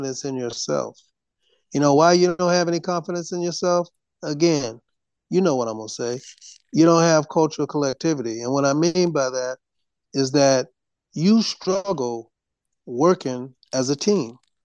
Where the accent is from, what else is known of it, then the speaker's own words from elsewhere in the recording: Detroit, Michigan, United States; I was born in Detroit